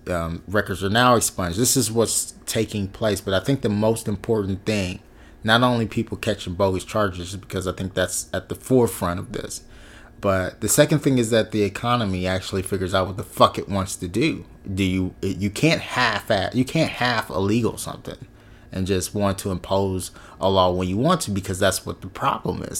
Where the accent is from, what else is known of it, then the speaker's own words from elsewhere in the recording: West Coast, United States; I'm from the West Coast